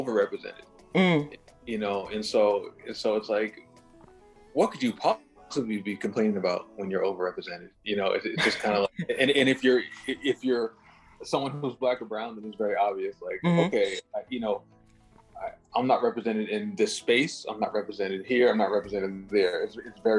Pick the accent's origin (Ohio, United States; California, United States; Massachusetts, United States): Massachusetts, United States; Brockton; I'm from Brockton, which is like about 30 minutes south of Boston